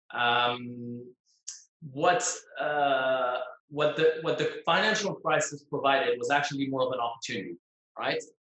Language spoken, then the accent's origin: English; Geneva, Switzerland; moved away as an adult; now in Dubai, United Arab Emirates; I was in in my home country in Switzerland, in Geneva